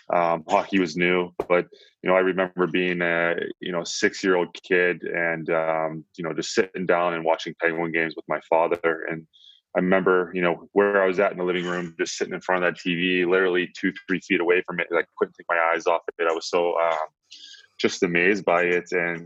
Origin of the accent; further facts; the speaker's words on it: Plum, Pennsylvania, United States; It's about 20 minutes east of the city of Pittsburgh.